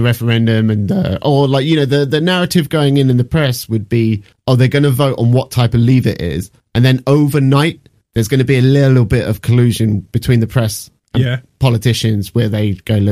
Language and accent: English; United Kingdom; me as a British person